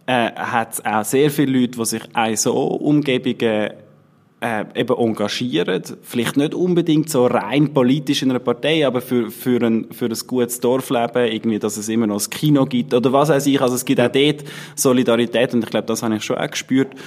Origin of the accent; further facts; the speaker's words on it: Schattenhalb, Bern, Switzerland; dort, wo wir aufgewachsen sind in der Gemeinde, wo ich aufgewachsen bin in der Gemeinde Schattenhalb.